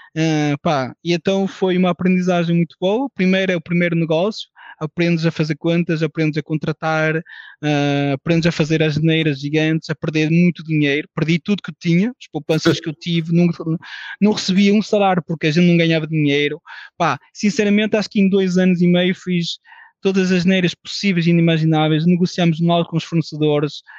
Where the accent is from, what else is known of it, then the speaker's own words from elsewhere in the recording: France; now in Portugal; nasci em França, de pais portugueses